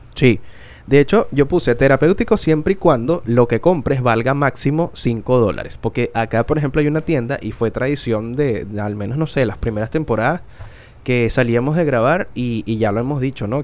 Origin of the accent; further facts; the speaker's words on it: Venezuela; soy venezolano